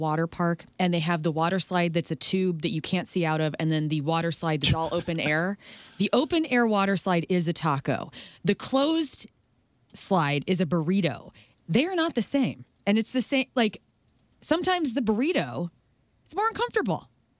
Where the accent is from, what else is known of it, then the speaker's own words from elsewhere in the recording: Illinois, United States; We are from Southern Illinois.